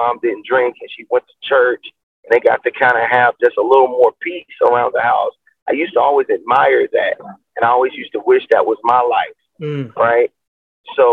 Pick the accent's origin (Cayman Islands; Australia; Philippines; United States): United States; Chicago, Illinois; growing up in Chicago